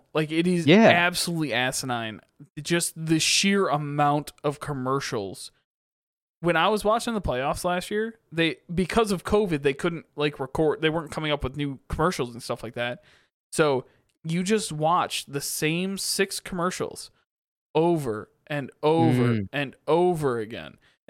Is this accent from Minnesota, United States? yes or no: no; Michigan, United States; also born or lived in Connecticut; The problem is all of my parents are from Michigan. Yep. They all watch the Lions.